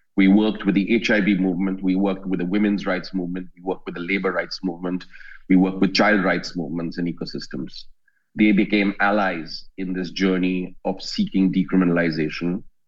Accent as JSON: {"language": "English", "country": "India", "said": "I'm a lawyer from India"}